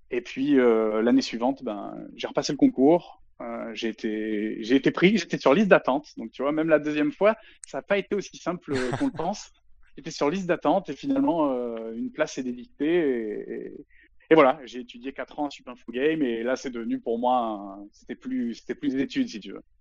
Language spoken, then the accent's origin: French; Avignon, Provence-Alpes-Côte d'Azur, France; Je suis originaire du sud-est de la France, plus particulièrement Avignon. L'accent, il s'entend pas trop, mais c'est parce que j'ai pas mal bougé et je l'ai jamais vraiment eu en fait.